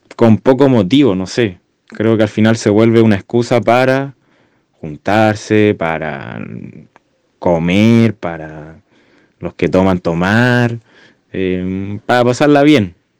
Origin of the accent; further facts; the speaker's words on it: Santiago, Santiago Metropolitan Region, Chile; como santiaguino